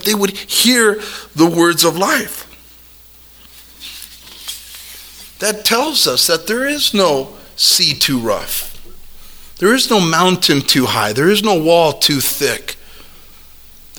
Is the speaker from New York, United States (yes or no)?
no; Omaha, Nebraska, United States; Growing up in South Omani